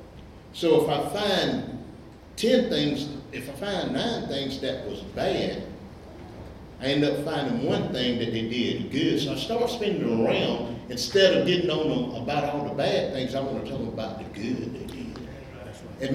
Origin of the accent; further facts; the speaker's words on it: Elberton, Georgia, United States; I grew up in Elberton as a young guy.